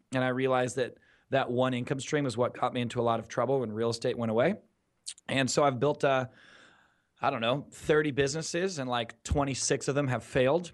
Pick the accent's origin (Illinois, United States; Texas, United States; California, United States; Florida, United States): California, United States; Newport Beach; being born and raised in Southern California, specifically Newport Beach, Orange County, California